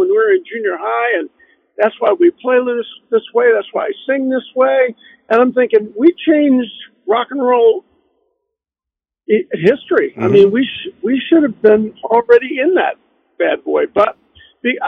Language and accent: English; Riverview, Michigan, United States; also born or lived in Detroit; I grew up in Riverview, Michigan.